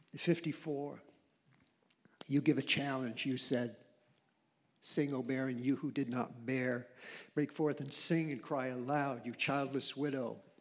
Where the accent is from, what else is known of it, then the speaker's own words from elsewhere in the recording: Maine, United States; I'm from Maine, you know, from a very humble situation